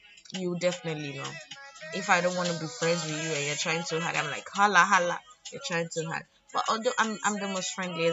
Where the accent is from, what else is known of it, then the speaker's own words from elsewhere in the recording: Lagos, Nigeria; being born and raised in Lagos